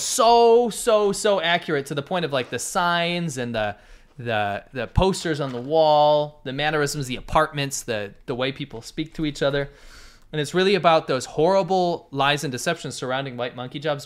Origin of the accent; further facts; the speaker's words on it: Binghamton, New York, United States; moved away; also born or lived in China; Binghamton where I'm from